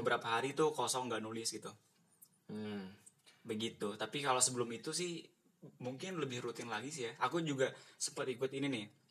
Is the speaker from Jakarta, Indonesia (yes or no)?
no; Bandung, West Java, Indonesia; dari Bandung